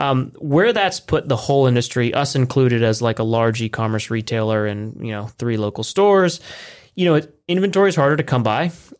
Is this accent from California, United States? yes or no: yes; California, United States; now in Lancaster, United States; We're originally from Southern California, a bit north of LA.